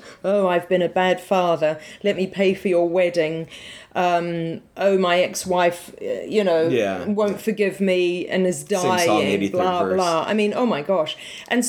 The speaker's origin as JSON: {"language": "English", "country": "New Zealand", "accent": "New Zealand", "said": "with my New Zealand accent"}